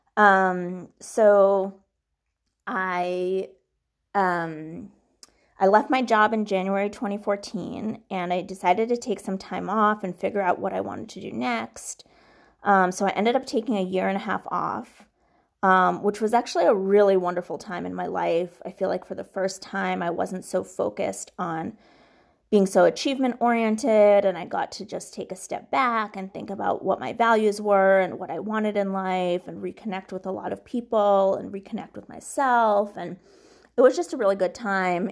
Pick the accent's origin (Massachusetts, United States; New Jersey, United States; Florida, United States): Massachusetts, United States; Boston; also born or lived in Minsk, Belarus / Brookline / Newton / Weston; settled in the Boston area, which is where I grew up, in, let's see, um, Brookline, then Newton, and then Weston